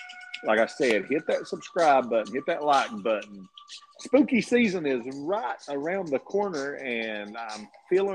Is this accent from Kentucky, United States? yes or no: yes; East Kentucky, United States; We're from East Kentucky